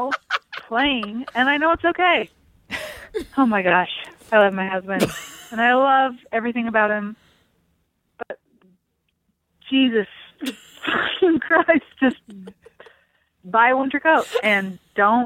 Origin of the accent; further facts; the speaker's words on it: Canada; moved away as an adult; now in Utah, United States; I grew up in Canada.